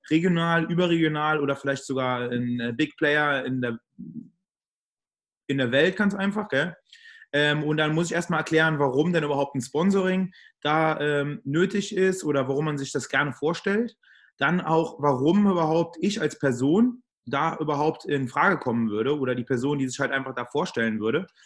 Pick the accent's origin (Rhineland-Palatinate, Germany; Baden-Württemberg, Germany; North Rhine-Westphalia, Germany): Rhineland-Palatinate, Germany; Trier; Ähm, ich komme und äh, lebe in Trier. Also ich komme aus Trier, lebe in Trier.